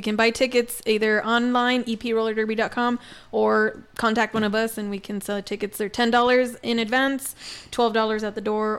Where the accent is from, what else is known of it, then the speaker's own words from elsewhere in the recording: El Paso, Texas, United States; I was from the Northeast.